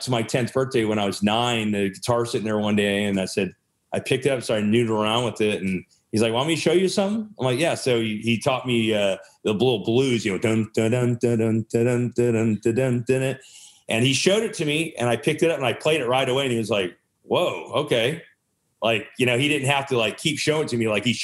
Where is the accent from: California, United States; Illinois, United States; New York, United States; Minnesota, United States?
California, United States; Sacramento; also born or lived in San Francisco; now in Los Angeles, United States; I was born in Sacramento.